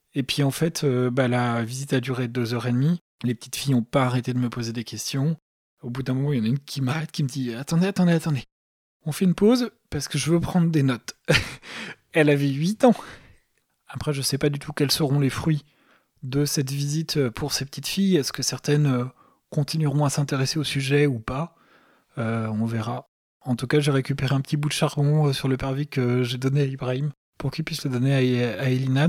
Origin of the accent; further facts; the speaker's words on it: Paris, Île-de-France, France; c'était la cathédrale de ma ville, il se trouve que je suis parisien